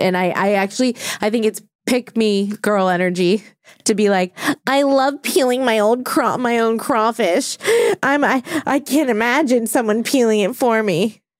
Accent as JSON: {"language": "English", "town": "New Orleans", "region": "Louisiana", "country": "United States", "tie": "born or raised there", "moved": "as an adult", "said": "Like I'm not from New Orleans anymore because I left when I was 18 and I don't care about the Saints."}